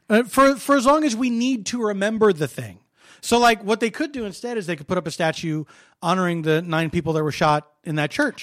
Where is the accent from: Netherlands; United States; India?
United States; Philadelphia, Pennsylvania; I'm from Philly